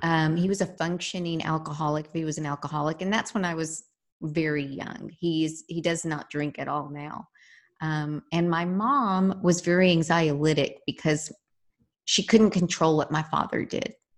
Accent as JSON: {"language": "English", "town": "San Antonio", "region": "Texas", "country": "United States", "tie": "born or raised there", "said": "I grew up here in San Antonio, Texas. Uh, I am a very proud Texan."}